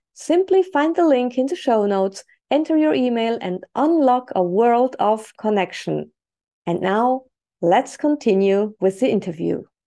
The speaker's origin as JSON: {"language": "English", "country": "Switzerland", "tie": "born or raised there", "also_born_or_lived": "Spain", "moved": "as an adult", "said": "I was born and raised in Switzerland"}